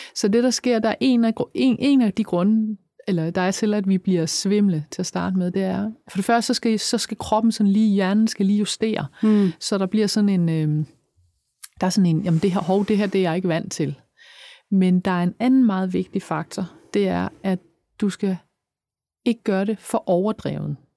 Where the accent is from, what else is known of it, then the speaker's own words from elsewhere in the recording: Funen, Southern Denmark, Denmark; jeg er fra Fyn